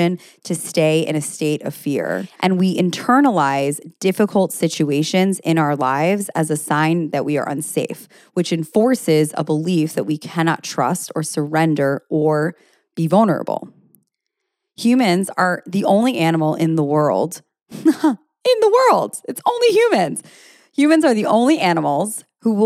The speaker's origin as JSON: {"language": "English", "country": "United States", "said": "being American"}